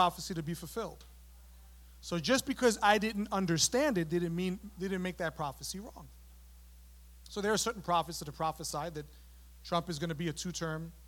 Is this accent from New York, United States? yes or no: yes; New York City, New York, United States; moved away as an adult; also born or lived in San Antonio, Texas; I grew up in New York City, and so we're very familiar with the Jewish community